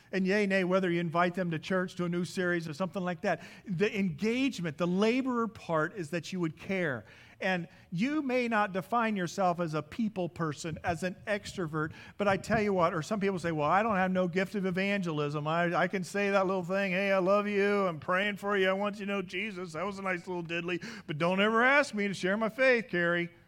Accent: Midwest, United States; As many of you know, I come from the Midwest. I just don't come from the Midwest. I come from a large grain farm.

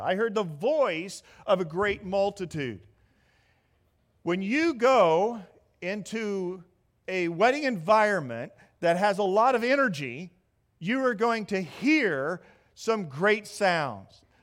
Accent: Midwest, United States; moved away; I'm from the Midwest, so you have to understand I'm a Big Ten kind of guy.

